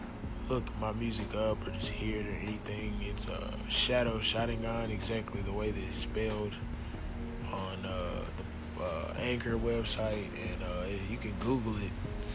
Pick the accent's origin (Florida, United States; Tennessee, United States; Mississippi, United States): Tennessee, United States; Nashville; I'm from Nashville, Tennessee.